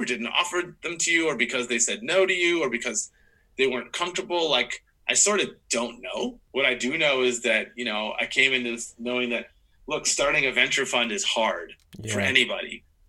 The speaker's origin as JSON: {"language": "English", "region": "Midwest", "country": "United States", "said": "that person's from the East Coast and I'm from the Midwest."}